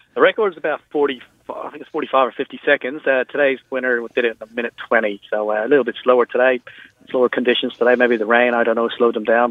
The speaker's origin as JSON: {"language": "English", "country": "Ireland", "moved": "as an adult", "lives_now": "Berry Springs, Australia", "said": "I'm actually Irish, so I've been out here 23 years"}